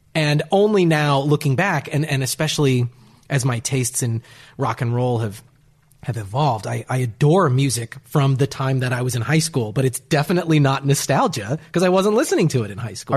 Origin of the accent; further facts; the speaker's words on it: Bellingham, Washington, United States; moved away; I grew up in Bellingham, Washington